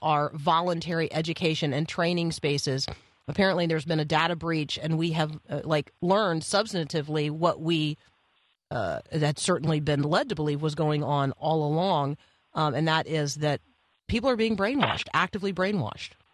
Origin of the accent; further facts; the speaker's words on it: Indiana, United States; I was born in, in Indiana.